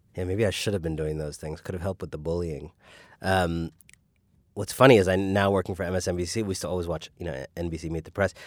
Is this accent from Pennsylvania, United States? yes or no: no; Cleveland, Ohio, United States; also born or lived in Paris, France; we lived in Cleveland for 7 years uh, for my first 7 years. We moved to Paris, France for 3 years